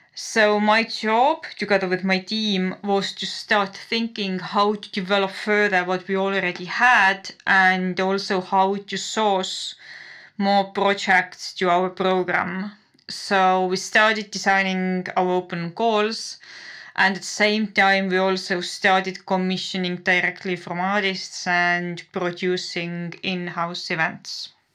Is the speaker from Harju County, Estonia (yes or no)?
no; Tartu, Tartu County, Estonia; moved away as an adult; I'm originally from Tartu. So, yes, I, I lived here until I graduated from high school